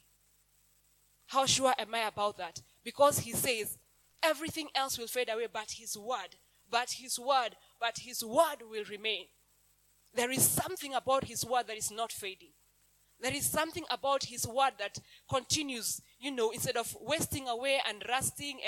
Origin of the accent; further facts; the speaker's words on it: Kenya; English is a second language; I have lived in Kenya all my life